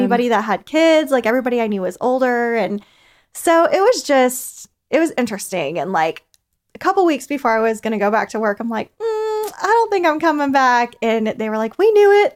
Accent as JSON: {"language": "English", "region": "Kansas", "country": "United States", "moved": "yes", "lives_now": "Athens, United States", "said": "I'm originally from Kansas, so I'm a transplant"}